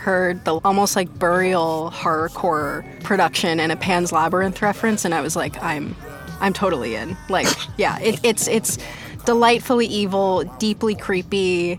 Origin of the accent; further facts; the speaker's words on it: New Jersey, United States; Yeah, we're also both from New Jersey, I was going to say. I'm from New Jersey, which is the bleakest, most chaotic state in the country.